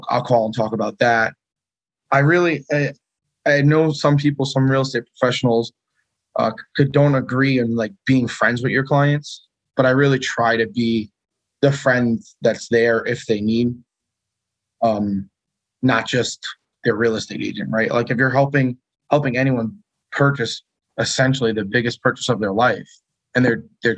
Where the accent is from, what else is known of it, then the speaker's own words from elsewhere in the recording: Long Island, New York, United States; now in Connecticut, United States; Born and raised in Long Island